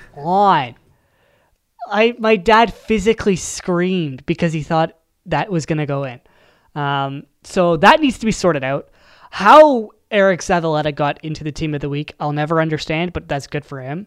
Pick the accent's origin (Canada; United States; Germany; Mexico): Canada; as a Canadian